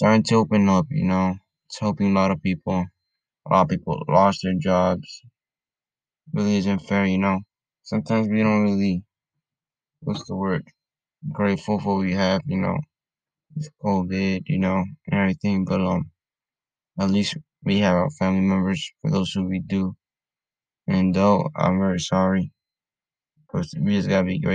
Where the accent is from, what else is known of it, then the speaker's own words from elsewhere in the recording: Honduras; moved away; I'm from Honduras, and over there, there's people who live in the streets